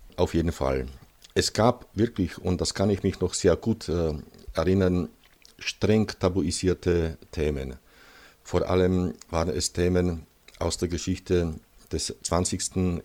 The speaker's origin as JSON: {"language": "German", "region": "Moravian-Silesian Region", "country": "Czechia", "tie": "born or raised there", "also_born_or_lived": "South Bohemia", "second_language": "German", "moved": "as an adult", "lives_now": "Český Krumlov, Czechia", "said": "ich komme aus Schlesien, also aus dem Gebiet, wo heute Polen, die Slowakei und Tschechien grenzt und acht Jahre vor der Wende nach Südböhmen übersiedelt"}